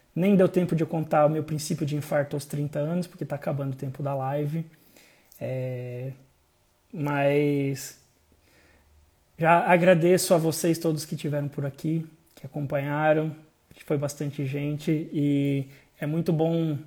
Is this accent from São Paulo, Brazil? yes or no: no; interior of Santa Catarina, Brazil; eu sou de Santa Catarina, interior de Santa Catarina